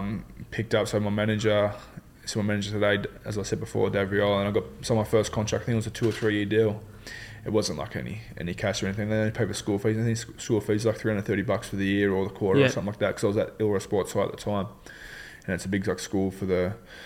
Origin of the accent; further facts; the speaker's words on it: Dapto, New South Wales, Australia; I was raised in Dapto, grew up in Dapto.